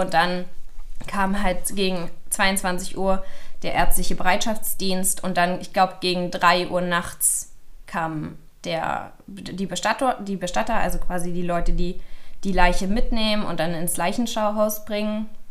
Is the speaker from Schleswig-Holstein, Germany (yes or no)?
no; Berlin, Germany; ich komme aus Berlin